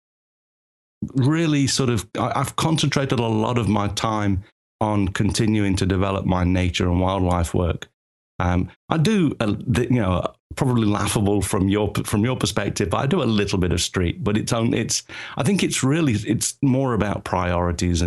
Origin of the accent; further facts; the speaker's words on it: England, United Kingdom; moved away as an adult; now in Tokyo, Japan; As you can tell from the accent, I'm originally from England, but moved here when I was like 24, which is half my life ago.